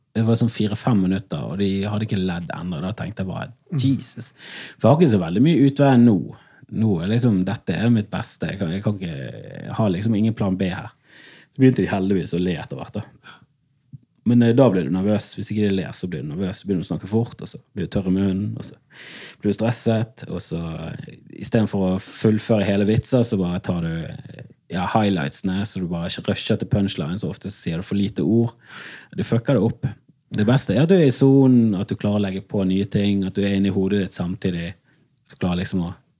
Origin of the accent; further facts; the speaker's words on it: Bergen, Vestland, Norway; Jeg er fra Fana i Bergen